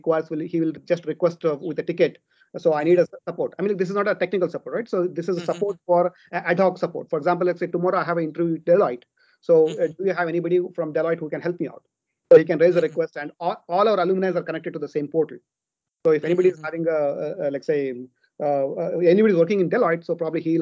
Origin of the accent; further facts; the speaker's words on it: Hubli, Karnataka, India; moved away as an adult; also born or lived in Qatar / UAE; right now I'm staying in my hometown, Hubli.